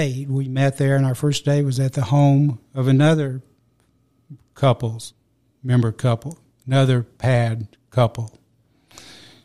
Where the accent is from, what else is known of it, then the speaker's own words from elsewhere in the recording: Talladega, Alabama, United States; moved away; also born or lived in Apache Peak Reserve; I was born in Talladega, Alabama